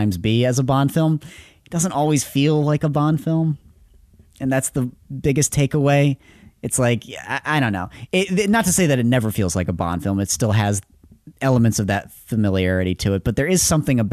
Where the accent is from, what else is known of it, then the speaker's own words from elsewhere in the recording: Ireland; I'm Irish